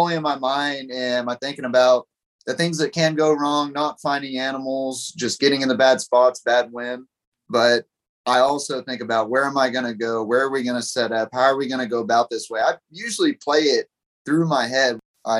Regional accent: Pipe Creek, Texas, United States; I grew up in Pipe Creek right by Bandera, and I'd always see them as a kid.

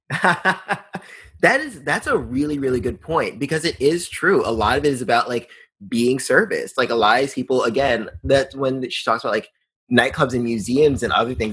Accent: New York, United States; growing up in New York

